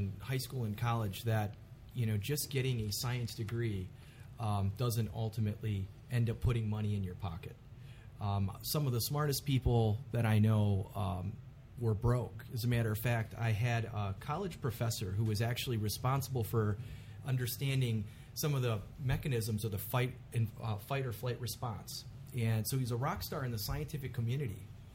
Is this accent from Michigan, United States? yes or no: yes; Detroit, Michigan, United States; I grew up in Mexican Town in southwest Detroit